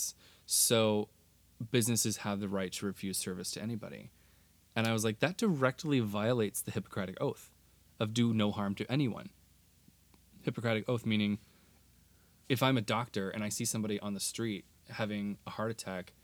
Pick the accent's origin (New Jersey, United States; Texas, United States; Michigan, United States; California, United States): Texas, United States; Texas, my home state